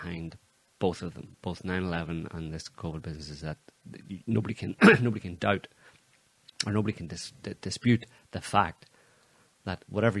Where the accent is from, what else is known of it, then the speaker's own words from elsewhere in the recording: Northern Ireland, United Kingdom; like I grew up in Northern Ireland